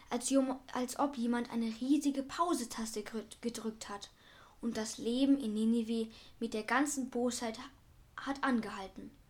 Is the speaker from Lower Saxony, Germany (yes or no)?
no; Berlin, Germany; Machten sie das, was ich als Berliner machen würde, nämlich einfach an dem Spinner mit den Algen in den Haaren vorbeigehen und weiter an meinem Kaffee nippen